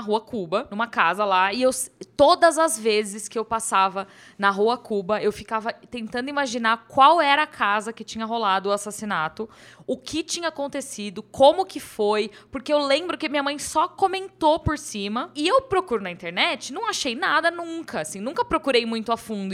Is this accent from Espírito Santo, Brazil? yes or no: no; São Bernardo do Campo, São Paulo, Brazil; now in São Paulo, Brazil; Quando eu era criança, eu morava em São Bernardo, né? Eu não morava aqui em São Paulo. E hoje eu moro aqui em São Paulo.